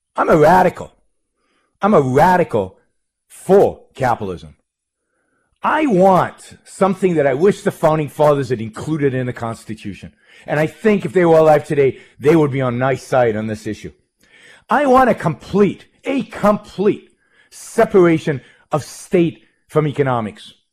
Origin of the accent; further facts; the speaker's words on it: Israel; moved away as an adult; I was born in Israel, born in Israel, raised in Israel, lived most of my early life in Israel